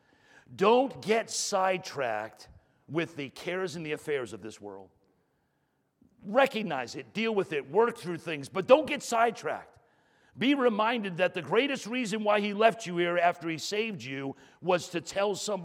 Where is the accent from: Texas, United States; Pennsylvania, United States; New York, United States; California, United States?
New York, United States; moved away; I grew up in New York